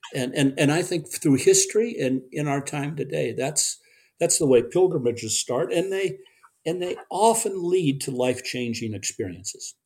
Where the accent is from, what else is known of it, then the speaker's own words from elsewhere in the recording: Park Ridge, Illinois, United States; I was raised in the Chicago Chicago suburbs, Park Ridge